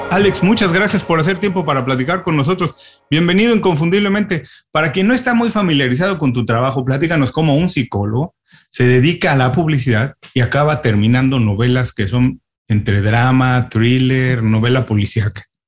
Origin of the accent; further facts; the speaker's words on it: Mexico; now in Miami, United States; yo soy un inmigrante, ah, yo soy mexicano, pero llegué a Miami